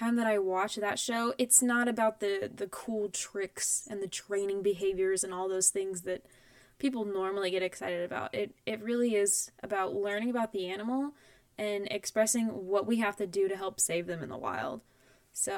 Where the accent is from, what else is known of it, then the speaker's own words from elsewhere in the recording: Midwest, United States; I grew up in the Midwest